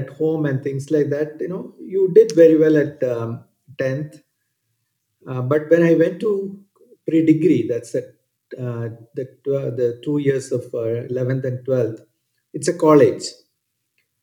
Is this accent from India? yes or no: yes; Thiruvananthapuram, Kerala, India; English is a second language; I was born and brought up in Trivandrum, Kerala.